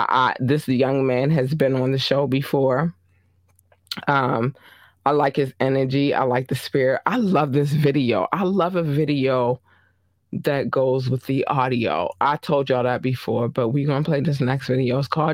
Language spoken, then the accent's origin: English; Baltimore, Maryland, United States; I'm from Baltimore, Maryland. I represent to the day I die, right?